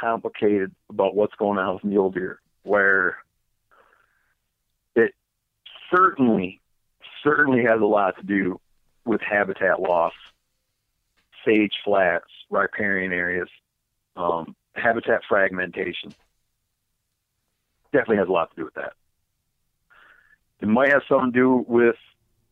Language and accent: English; Michigan, United States; I grew up in Michigan.